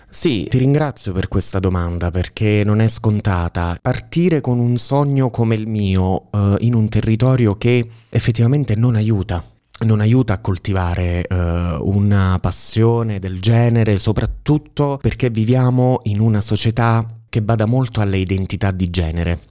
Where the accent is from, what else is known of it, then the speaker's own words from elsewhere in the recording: Sala, Italy; moved away as an adult; io sono appunto originario di Sala e nella vita mi sono trasferito, sono andato via da Sala, avevo 18 anni